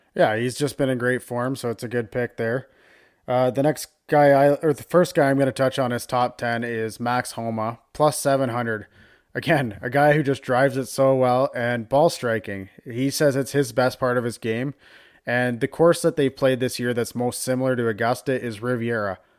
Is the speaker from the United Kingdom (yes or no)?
no; Canada; we are Canadian